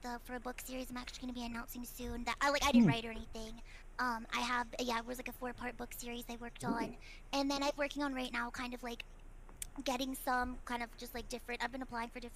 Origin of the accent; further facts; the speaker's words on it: Midwest, United States; also born or lived in Belgium; now in California, United States; I was born in Europe, but I grew up in the Midwest